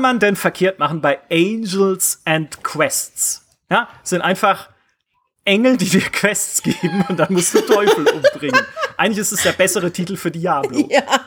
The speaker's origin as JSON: {"language": "German", "country": "Germany", "tie": "born or raised there", "said": "ich bin ja auch an, in der Nähe der französischen Grenze aufgewachsen"}